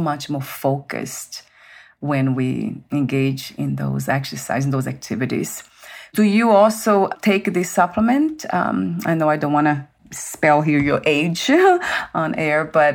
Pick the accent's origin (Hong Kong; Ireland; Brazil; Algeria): Brazil; moved away; I'm from Brazil, so the food's different.